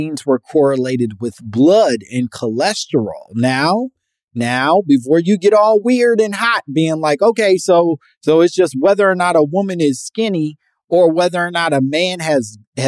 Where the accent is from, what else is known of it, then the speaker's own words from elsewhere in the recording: Midwest, United States; now in California, United States; I'm from the Midwest. I love the Midwest. I'm very proud of my Midwestern roots